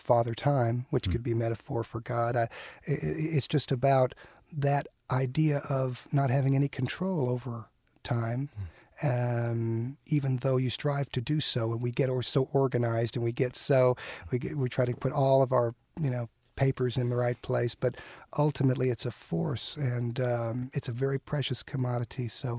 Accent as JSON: {"language": "English", "region": "Southern California", "country": "United States", "tie": "born or raised there", "also_born_or_lived": "Chicago", "moved": "as an adult", "lives_now": "Nashville, United States", "said": "I came from Southern California. And my whole family, by the way, is from Chicago."}